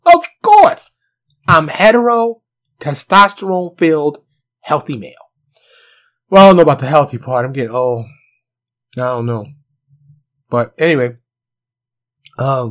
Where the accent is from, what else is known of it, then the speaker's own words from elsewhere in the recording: New York City, New York, United States; now in Texas, United States; I'm from New York City. Concrete jungle.